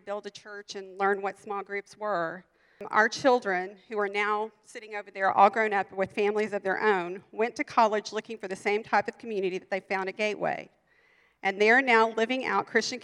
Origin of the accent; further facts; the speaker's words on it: Texas, United States; moved away; I'd gone to some really big churches in Texas, and we're from Texas